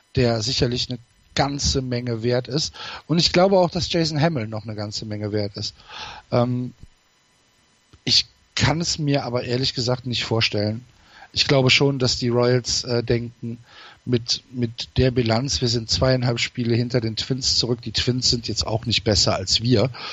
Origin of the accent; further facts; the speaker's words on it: North Rhine-Westphalia, Germany; bei uns Informatik als Naturwissenschaft durchging